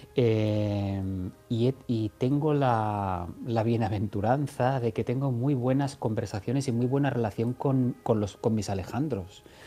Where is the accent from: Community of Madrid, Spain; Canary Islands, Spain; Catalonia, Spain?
Catalonia, Spain; siendo catalán